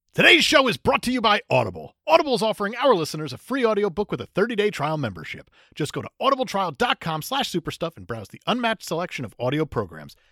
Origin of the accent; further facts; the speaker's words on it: Connecticut, United States; we're from Connecticut